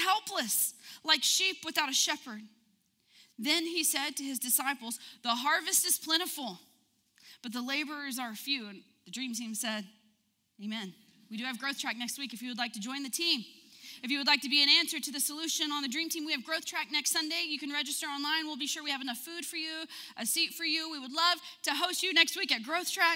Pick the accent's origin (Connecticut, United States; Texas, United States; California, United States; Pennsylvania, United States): Texas, United States; Odessa; moved away; I'm from Odessa, and I'm going to tell you, the water there is bad.